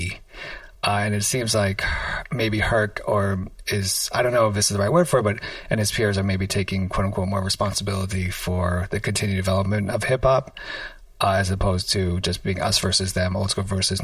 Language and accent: English; New York City, New York, United States; I grew up in Washington Heights and I went to school in East Harlem